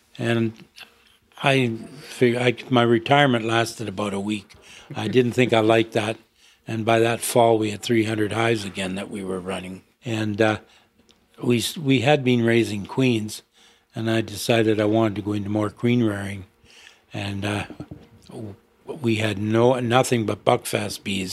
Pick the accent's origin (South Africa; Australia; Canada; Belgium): Canada; Ontario; also born or lived in London, Ontario / Saskatchewan; we moved back to Ontario. I taken a course in high school in agriculture on bees